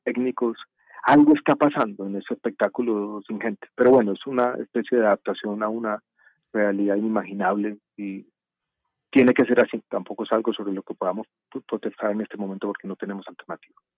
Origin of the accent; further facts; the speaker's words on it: Medellín, Antioquia, Colombia; now in Bogotá, Colombia; yo crecí en Medellín